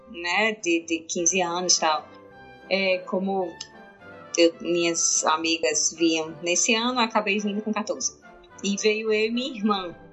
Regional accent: Natal, Rio Grande do Norte, Brazil; eu sou de Natal

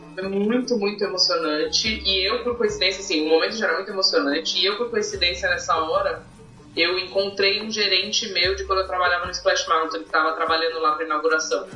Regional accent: Brazil; a gente sendo brasileiro

